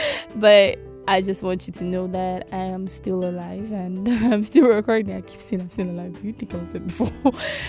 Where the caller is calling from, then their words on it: Nigeria; I'm currently recording from Nigeria and I do not want to be arrested.